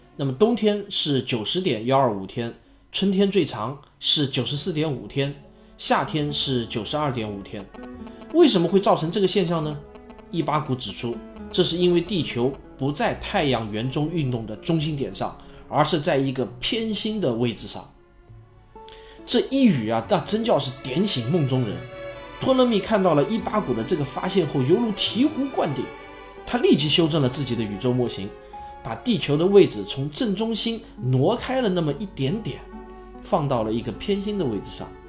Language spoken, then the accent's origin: Chinese; China; 那我们中国人呢